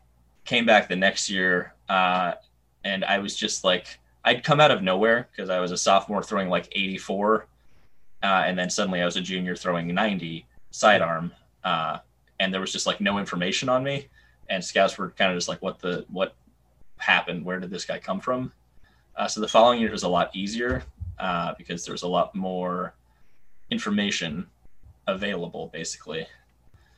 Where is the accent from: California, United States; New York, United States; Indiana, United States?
New York, United States; New York City; I'm from New York City